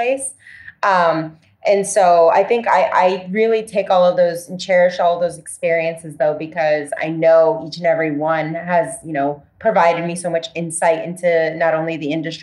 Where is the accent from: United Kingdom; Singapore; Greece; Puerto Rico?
Puerto Rico; moved away; also born or lived in Florida; I grew up in Puerto Rico